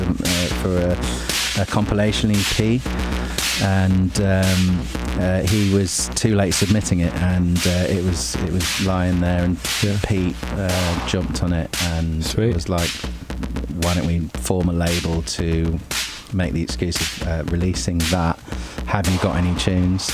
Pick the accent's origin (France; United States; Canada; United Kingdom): United Kingdom; Chester, North West England; moved away as an adult; now in London, United Kingdom; I grew up in Chester